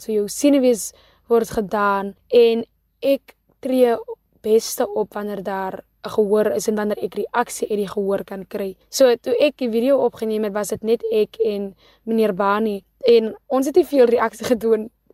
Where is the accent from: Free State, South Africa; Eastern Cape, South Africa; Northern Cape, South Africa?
Northern Cape, South Africa; Kakamas; gebore en grootgemaak in Kakamas.